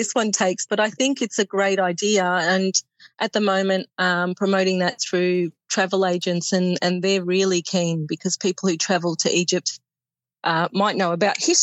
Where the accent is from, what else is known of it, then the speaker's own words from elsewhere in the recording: Melbourne, Victoria, Australia; I was born and raised in Melbourne.